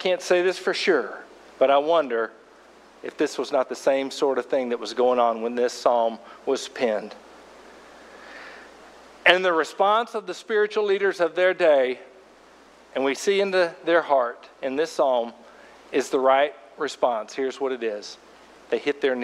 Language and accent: English; Fort Smith, Arkansas, United States; I went to a, you know, fairly traditional, sophisticated Baptist church growing up in Fort Smith, Arkansas